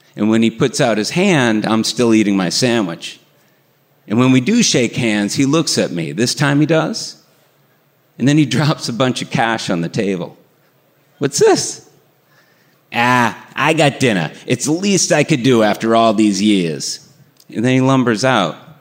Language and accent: English; Burlington, Massachusetts, United States; the house I grew up in in Burlington, Massachusetts